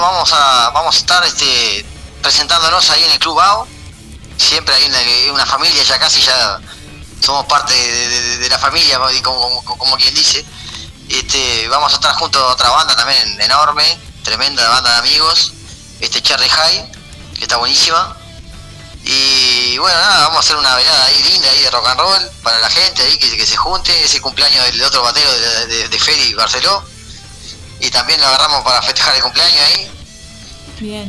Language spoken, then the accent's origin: Spanish; Ciudad del Plata, San José, Uruguay; Seba y yo somos prácticamente, o sea, de, Ciudad de Plata, Talla Pascual